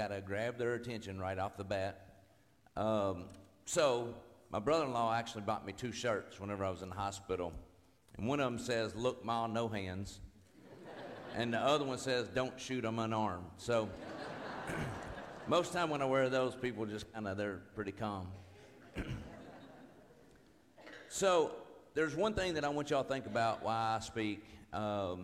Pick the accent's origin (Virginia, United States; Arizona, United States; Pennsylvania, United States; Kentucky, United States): Kentucky, United States; Owensboro; I'm from Owensboro, Kentucky, right outside of Owensboro. And where I lived, where I grew up, it was my house